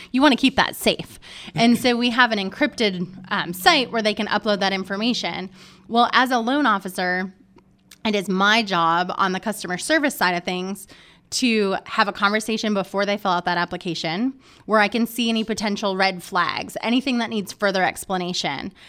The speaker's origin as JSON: {"language": "English", "region": "Maine", "country": "United States", "tie": "born or raised there", "moved": "yes", "lives_now": "Charlotte, United States", "said": "I grew up in Maine"}